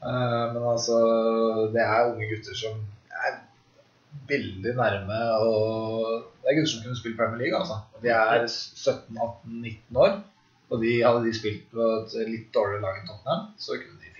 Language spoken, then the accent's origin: Norwegian; Germany; Jeg er tysk. Jeg er tysk.